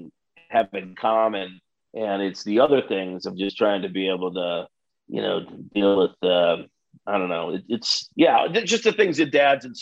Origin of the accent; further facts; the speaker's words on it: Midwest, United States; I'm really glad that I grew up in the Midwest first of all, I'm glad that I grew up in the Midwest